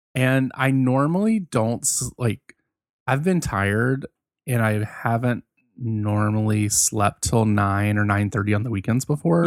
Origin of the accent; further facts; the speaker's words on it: Virginia, United States; I'm from Virginia.